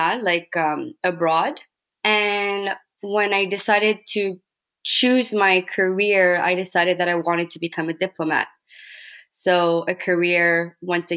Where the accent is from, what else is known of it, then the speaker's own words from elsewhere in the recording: Montreal, Quebec, Canada; also born or lived in Brazil / France / Australia; I am from Montreal, Quebec, and I lived abroad for about 5 years in Brazil, in France, and in Australia.